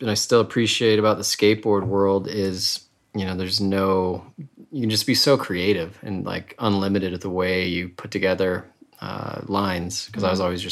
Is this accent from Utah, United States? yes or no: yes; Salt Lake City, Utah, United States; I grew up, born, raised in Salt Lake City, in the avenues above downtown